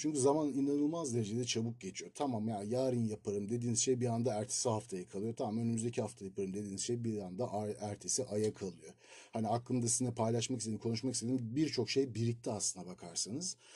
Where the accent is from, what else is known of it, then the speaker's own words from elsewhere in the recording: Turkey; first language Turkish; moved away; Ben bir Türk'üm.